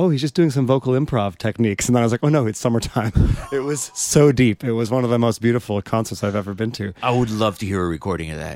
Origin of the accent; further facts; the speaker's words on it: New York, United States; now in London, United Kingdom; at first when I came from New York to London, it was very difficult